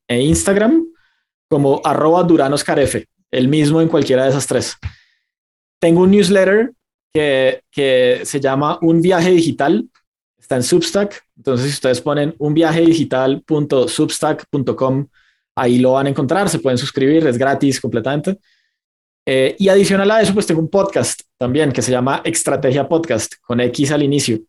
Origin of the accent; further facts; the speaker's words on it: Bucaramanga, Santander, Colombia; mi ciudad natal eh, en Colombia, que se llama Bucaramanga